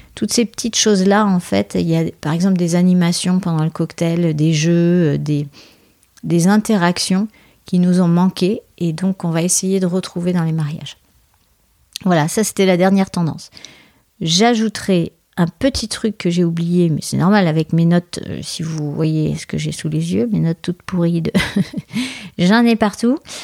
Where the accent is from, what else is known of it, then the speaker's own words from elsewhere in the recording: France; je suis française